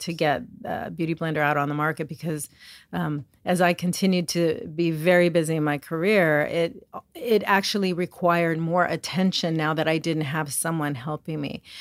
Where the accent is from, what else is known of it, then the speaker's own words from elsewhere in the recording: Los Angeles, California, United States; I'm a makeup artist. I'm from Hollywood, California.